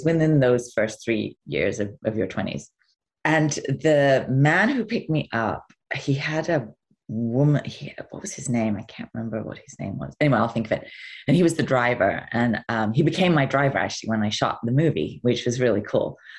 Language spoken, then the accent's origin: English; England, United Kingdom; And I remember saying, well, I'm English.